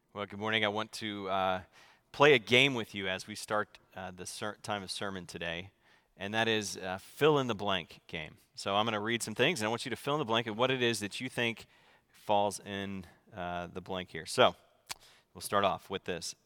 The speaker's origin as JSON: {"language": "English", "region": "the South", "country": "United States", "tie": "born or raised there", "moved": "yes", "said": "I grew up in the South, so in the Bible Belt"}